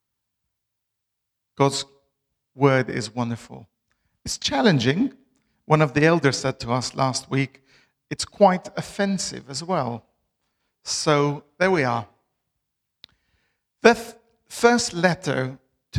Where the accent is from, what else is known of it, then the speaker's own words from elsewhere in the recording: Albania; English is a second language; moved away as an adult; now in Bristol, United Kingdom; I'm originally from Albania. I've lived in Bristol for the last 14 and a half years